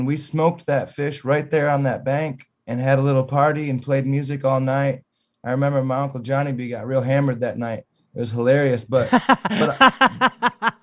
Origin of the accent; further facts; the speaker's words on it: Muir, Michigan, United States; I grew up in Muir, and a couple miles away was this little place called Barkus Park, and it was right on Stony Creek, which, you know, ran into the Maple